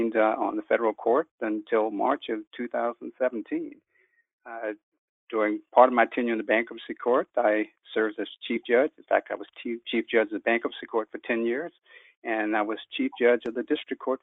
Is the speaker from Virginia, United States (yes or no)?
yes; Richmond, Virginia, United States; moved away as an adult; also born or lived in Elkins, West Virginia / Washington, D.C. / Milwaukee, Wisconsin; I grew up in Richmond, Virginia, and I was one of eight children